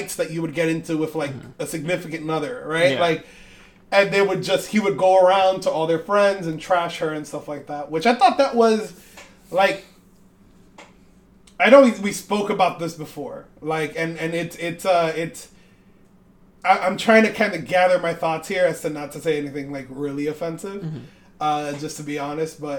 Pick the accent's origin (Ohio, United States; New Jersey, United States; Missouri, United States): New Jersey, United States; regular dudes from Jersey